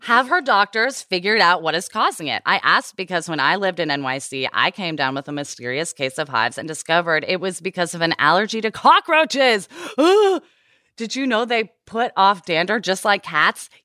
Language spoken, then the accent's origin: English; Portland, Oregon, United States; I grew up in the Pacific Northwest where everyone fucking smudges